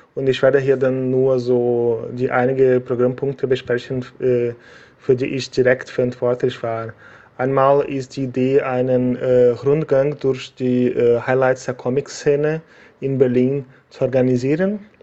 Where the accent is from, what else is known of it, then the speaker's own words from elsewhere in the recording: Brazil; German is a second language; moved away as an adult; also born or lived in Germany; weil ich seit äh, November zurück in meinem Heimatland Brasilien lebe. Ich habe acht Jahre in Deutschland gelebt